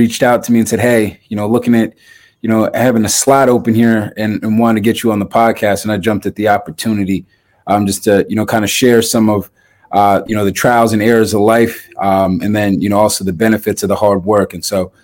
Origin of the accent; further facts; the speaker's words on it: Massachusetts, United States; growing up in Massachusetts